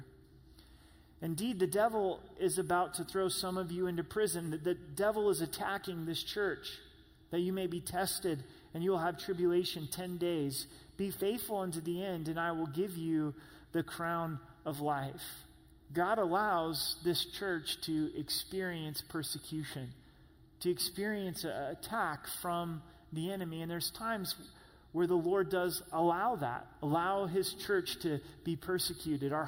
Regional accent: Southern Oregon, United States; moved away; my hometown, to Southern Oregon

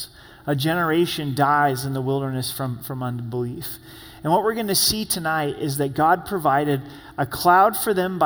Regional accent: Southern Oregon, United States; I grew up in Southern Oregon, and it gets surprisingly hot there

